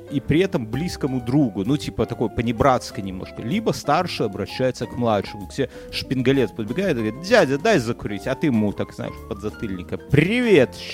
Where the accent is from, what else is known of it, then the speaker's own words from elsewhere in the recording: Belarus; по мне уж не видно, что я белорус, понимаешь?